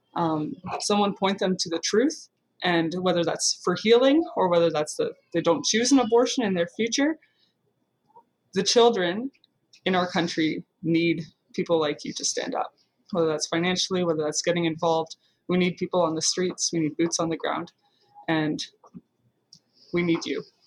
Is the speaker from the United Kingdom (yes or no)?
no; Guelph, Ontario, Canada; I grew up in Guelph, Ontario